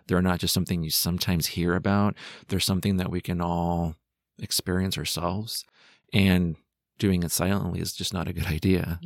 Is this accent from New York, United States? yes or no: no; San Jose, California, United States; I'm from San Jose, California